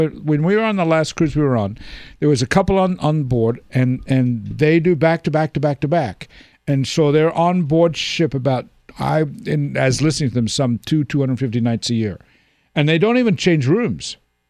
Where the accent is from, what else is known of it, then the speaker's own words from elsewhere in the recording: Australia; now in United States; From Australia. I don't know if you know this. I was raised in born and raised in Australia.